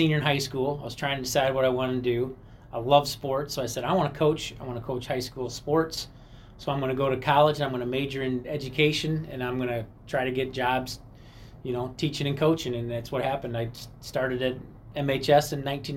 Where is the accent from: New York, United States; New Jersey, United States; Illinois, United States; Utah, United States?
Illinois, United States; Rock Falls; now in Mendota, United States; I'm born and raised in Rock Falls